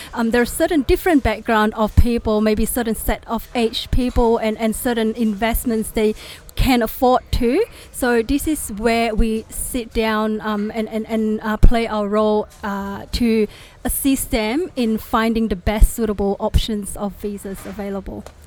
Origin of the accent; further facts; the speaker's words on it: Indonesia; English is a second language; moved away; I was from Indonesia and I'm, I'm, a Chinese too, so I can basically speak five languages